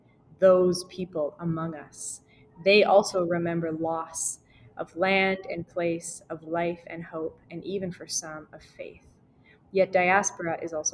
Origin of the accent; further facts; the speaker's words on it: Canada; Me as a Canadian citizen who comes from like land-owning parents